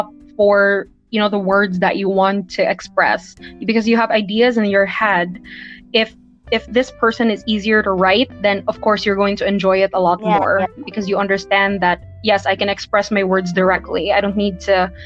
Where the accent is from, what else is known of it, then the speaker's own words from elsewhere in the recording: Philippines; I'm from the Philippines